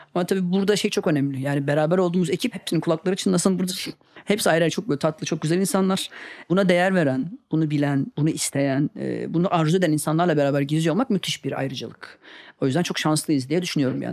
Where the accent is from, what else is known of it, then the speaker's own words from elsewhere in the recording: Karabük, Karabük Province, Turkey; moved away as an adult; also born or lived in Istanbul; ben de küçük bir şehirde doğdum Karabük'te ve İstanbul'a ilk geldiğimde 18 yaşındaydım.